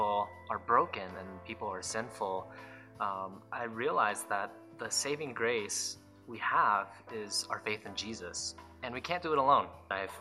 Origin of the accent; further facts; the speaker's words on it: Reno, Nevada, United States; moved away as an adult; also born or lived in South Korea / Las Vegas, Nevada; I grew up in mostly Reno, Nevada, but I was born in South Korea